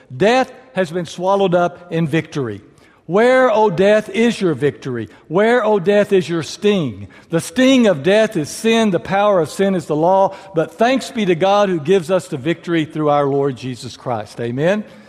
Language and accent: English; far west Texas, United States; now in San Angelo, United States; I was born out in far west Texas.